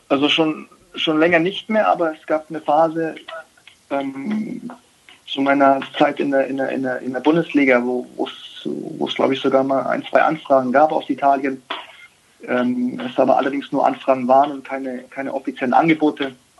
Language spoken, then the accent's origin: German; Germany; wir sind in Deutschland geboren, sind in Deutschland aufgewachsen, haben eine deutsche Mutter.